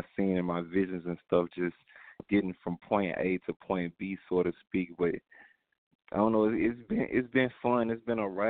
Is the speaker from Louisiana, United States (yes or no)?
yes; Baton Rouge, Louisiana, United States; I come from Baton Rouge